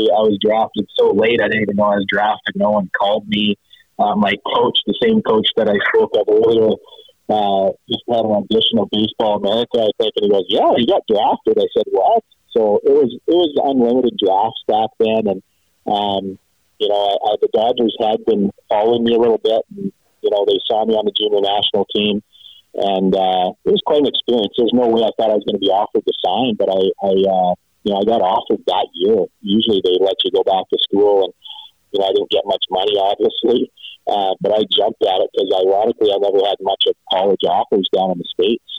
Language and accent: English; Medicine Hat, Alberta, Canada; schedule to go play Medicine Hat so it was quite a thing to be able to come play professional baseball in my hometown against the home team.